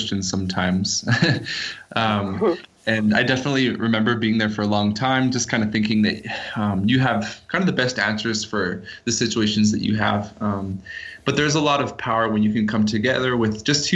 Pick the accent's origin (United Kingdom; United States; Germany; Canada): Canada; moved away as an adult; now in Guatemala; I was born and raised in Canada